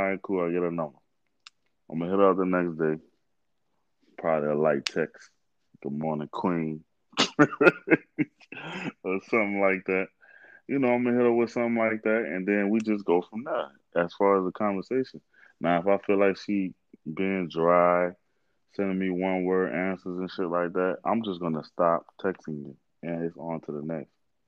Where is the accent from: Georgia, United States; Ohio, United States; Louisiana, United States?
Louisiana, United States; New Orleans; I'm from New Orleans